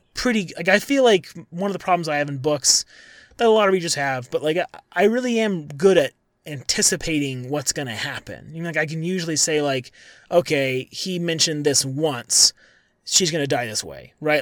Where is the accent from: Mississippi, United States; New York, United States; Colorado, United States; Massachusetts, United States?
Colorado, United States; also born or lived in Syracuse; I'm from Colorado, I live in Colorado now